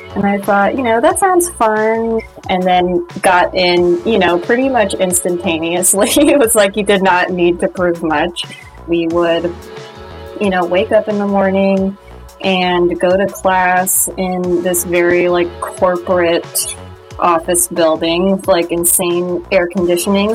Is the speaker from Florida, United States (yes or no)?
no; Orange County, California, United States; I grew up in Orange County